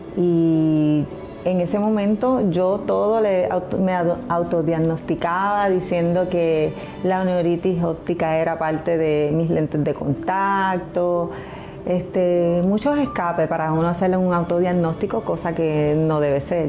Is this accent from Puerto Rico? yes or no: yes; Bayamón, Puerto Rico; mi ciudad natal es Bayamón, siempre he vivido en Bayamón